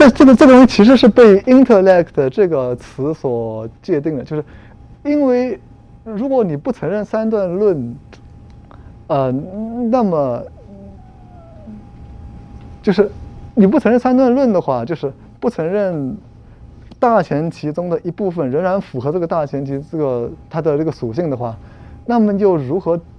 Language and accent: Chinese; Germany; 我们今天的德国人仍然有那个希腊的那个词根，因此我们德国人就要遵循古希腊的那个这样传统之类